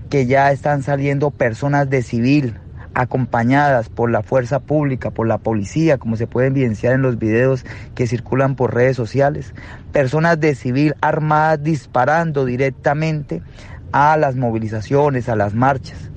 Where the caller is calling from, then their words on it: Colombia; Un fuerte abrazo desde Colombia y solicitamos toda su solidaridad y acompañamiento.